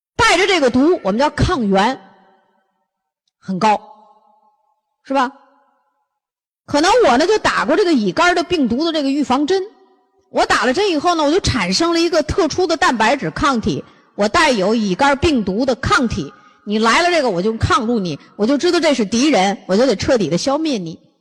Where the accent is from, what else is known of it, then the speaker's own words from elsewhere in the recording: northern China, China; 咱们东，北方人